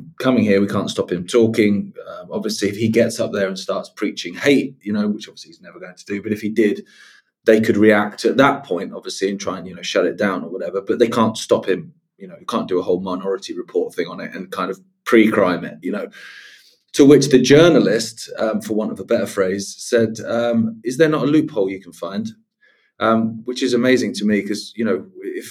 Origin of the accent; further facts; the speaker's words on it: England, United Kingdom; I'm English.